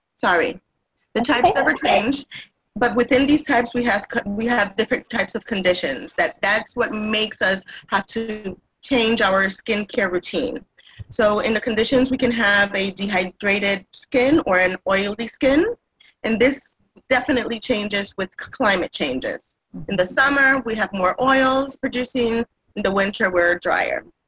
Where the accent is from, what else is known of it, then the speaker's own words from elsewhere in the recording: Puerto Rico; moved away as an adult; now in Massachusetts, United States; I was raised in Puerto Rico. I've been in, eh, here in the United States for about 26 years.